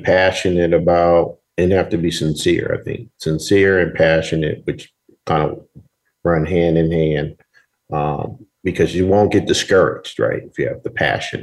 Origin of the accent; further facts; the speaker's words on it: Berkeley, California, United States; I'm from Northern California, Berkeley area.